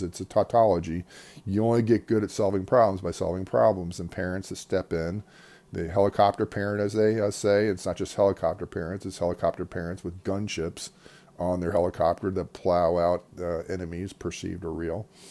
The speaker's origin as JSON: {"language": "English", "country": "United States", "said": "as an American"}